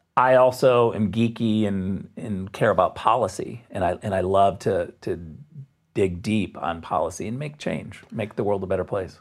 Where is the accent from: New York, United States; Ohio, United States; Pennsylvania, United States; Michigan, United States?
Michigan, United States; Jenison; moved away as an adult; also born or lived in Muskegon, Michigan / Redwood City, California / Springfield, Missouri; now in Germany; I was born in Muskegon, Michigan